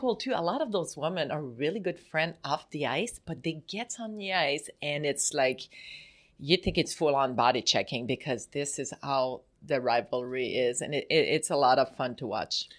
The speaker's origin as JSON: {"language": "English", "country": "Canada", "tie": "born or raised there", "moved": "as an adult", "lives_now": "United States", "said": "I'm from Canada, I'm born there, I play for Canada, the Olympics"}